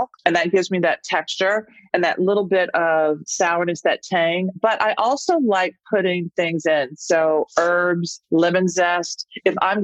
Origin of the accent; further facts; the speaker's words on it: the South, United States; moved away; as a Southerner